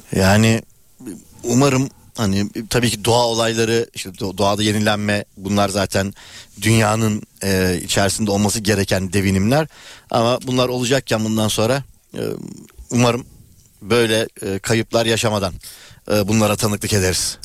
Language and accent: Turkish; Turkey; ben Ulus'ta büyüdüm